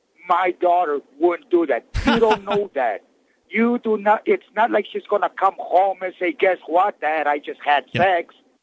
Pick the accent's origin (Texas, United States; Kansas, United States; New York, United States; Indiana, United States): Texas, United States